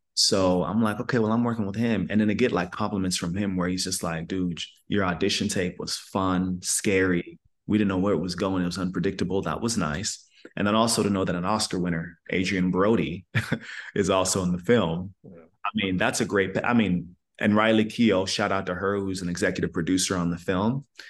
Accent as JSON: {"language": "English", "country": "Sierra Leone", "tie": "born or raised there", "moved": "yes", "lives_now": "United States", "said": "first generation immigrant, which I am. I was born in Sierra Leone, West Africa"}